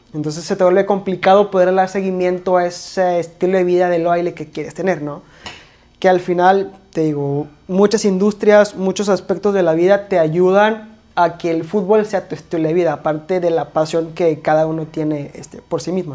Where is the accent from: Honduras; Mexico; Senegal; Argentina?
Mexico; also born or lived in Monterrey, Nuevo León; aquí en México se nos da mucho comparar